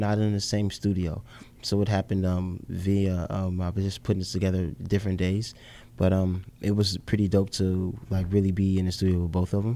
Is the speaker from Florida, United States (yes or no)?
no; Chicago, Illinois, United States; being the Chicago kid, I was born on the South Side